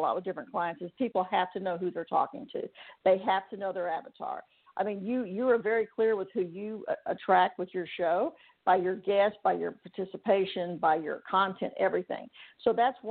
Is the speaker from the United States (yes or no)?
yes; Texas, United States; moved away; also born or lived in Huntington Beach, California; Now I live in Texas, of course, my home state